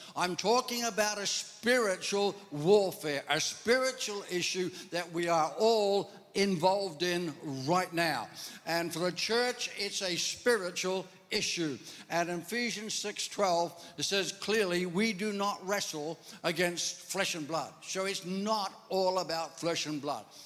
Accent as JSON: {"language": "English", "country": "Ireland", "said": "I'm Irish"}